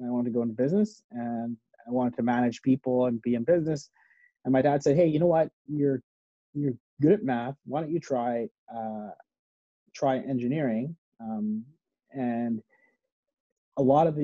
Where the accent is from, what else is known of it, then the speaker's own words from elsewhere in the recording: Edmonton, Alberta, Canada; moved away as an adult; I was born in Edmonton, actually. Yeah. I grew up in Edmonton. And then when I graduated from university, I moved out west.